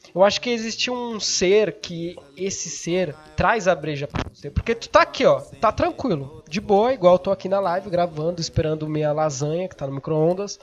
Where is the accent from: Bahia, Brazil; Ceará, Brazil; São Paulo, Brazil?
São Paulo, Brazil; eu sou de São Paulo